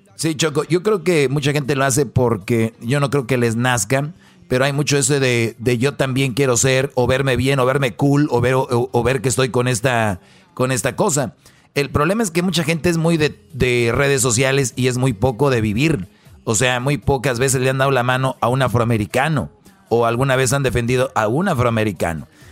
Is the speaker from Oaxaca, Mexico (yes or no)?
no; Monterrey, Nuevo León, Mexico; soy de Monterrey